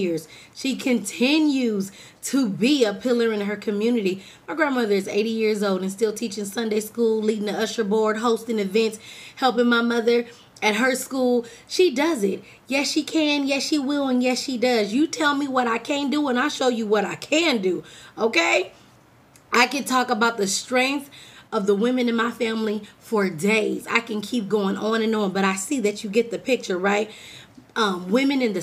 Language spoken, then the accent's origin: English; California, United States; now in Texas, United States; I'm from California